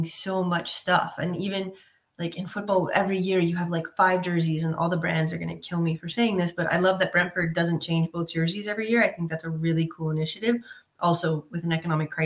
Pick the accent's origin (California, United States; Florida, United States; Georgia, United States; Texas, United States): California, United States; Southern; moved away as an adult; also born or lived in Europe; growing up in Southern California